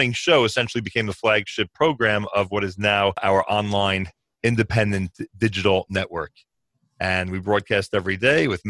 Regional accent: Newark, New Jersey, United States; also born or lived in the Oranges, New Jersey; I grew up in Newark, New Jersey, and eventually moved to the Oranges

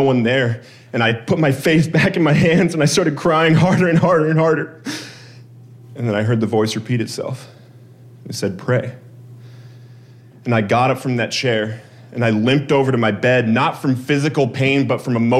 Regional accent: Colorado, United States; my home state of Colorado

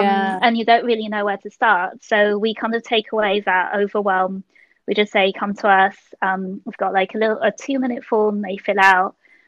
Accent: London, United Kingdom; I was born in London, Hammersmith Hospital. And because actually my parents are so precise. I actually originally from Malaysia, so I'm Malaysian Chinese

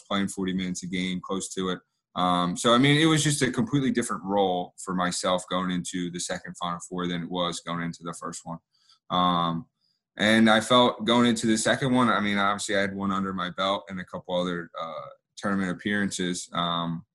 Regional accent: Delaware, United States; I grew up in Delaware

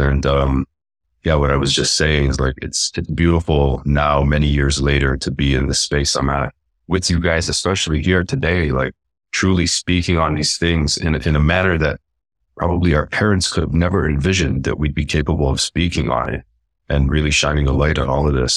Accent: Canada; also born or lived in Lebanon / Palestine; I really felt alone in, in life growing up in terms of wasn't, didn't feel Canadian, didn't feel like that was home

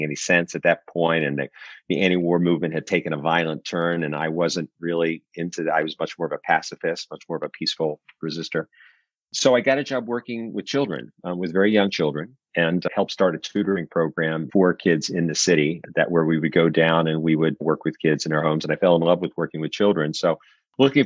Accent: Washington, District of Columbia, United States; also born or lived in Silver Spring, Maryland; I grew up here in the DC area. You know, I grew up in Northeast Washington.

